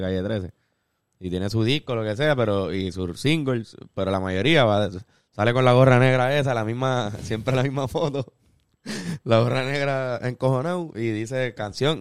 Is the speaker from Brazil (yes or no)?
no; Puerto Rico; Nosotros como puertorriqueños